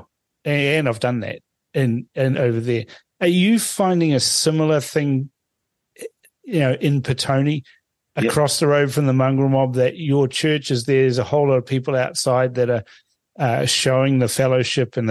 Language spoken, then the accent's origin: English; Suva, Central Division, Fiji; now in New Zealand; I was born in Fiji, and and I go back to Fiji, and I usually just go to Suva because that's where I was born